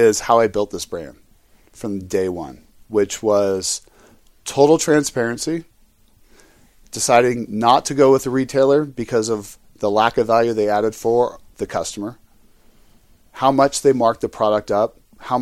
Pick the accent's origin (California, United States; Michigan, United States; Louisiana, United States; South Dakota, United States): California, United States; I come from California